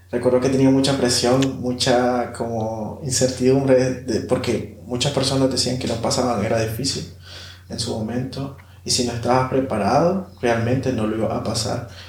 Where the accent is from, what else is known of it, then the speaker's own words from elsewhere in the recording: Managua, Nicaragua; tengo 26 años, soy originario de Managua, nací en un barrio que se llama Nicaragua